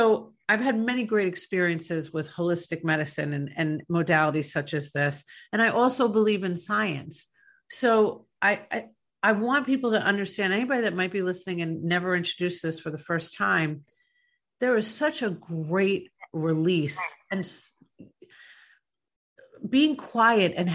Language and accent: English; New York, United States; moved away; I'm from New York originally